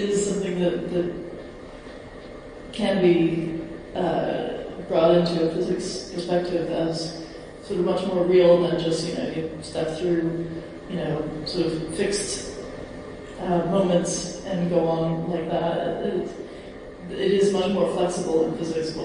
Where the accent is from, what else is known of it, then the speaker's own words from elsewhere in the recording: United States; I'm from America